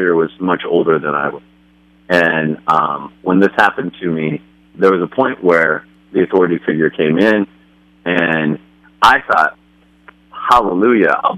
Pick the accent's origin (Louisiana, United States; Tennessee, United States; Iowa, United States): Iowa, United States; Des Moines; also born or lived in Muscatine, Iowa; We grew up in the middle of the heartland in Des Moines, Iowa